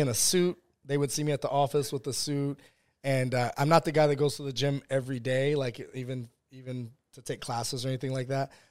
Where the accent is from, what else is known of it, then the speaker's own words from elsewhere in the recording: West Virginia, United States; also born or lived in San Diego, California / South Bronx, New York; I grew up in West Virginia